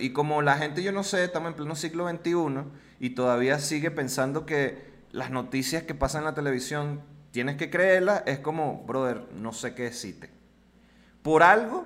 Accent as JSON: {"language": "Spanish", "country": "Venezuela", "moved": "yes", "lives_now": "Mexico", "said": "como eres venezolano"}